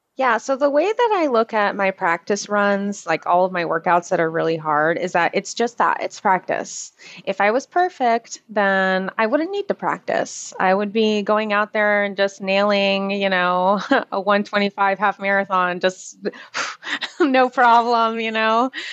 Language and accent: English; Orlando, Florida, United States; I'm from Orlando